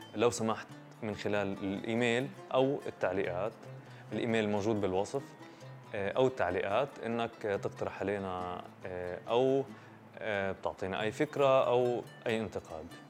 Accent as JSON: {"language": "Arabic", "country": "Palestine", "said": "إحنا بنشوف كفلسطينيين"}